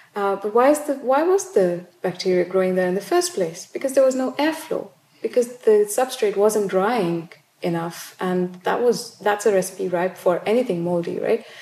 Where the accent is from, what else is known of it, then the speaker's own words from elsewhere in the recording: South India, India; now in United Kingdom; I grew up in South India